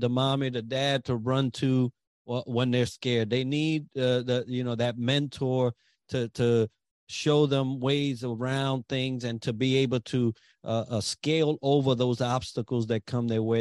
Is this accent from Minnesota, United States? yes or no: no; New York City, New York, United States; I grew up in the Bronx